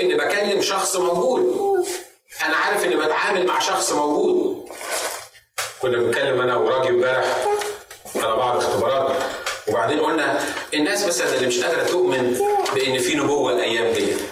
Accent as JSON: {"language": "Arabic", "country": "Egypt", "said": "بالنسبه لنا كان في مصر زمان"}